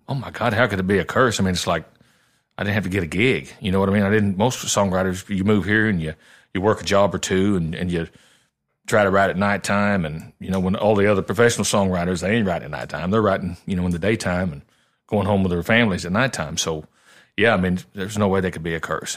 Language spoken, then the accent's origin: English; Southern Illinois, United States; moved away as an adult; now in Nashville, United States; I had a pretty good little regional following where I grew up in Southern Illinois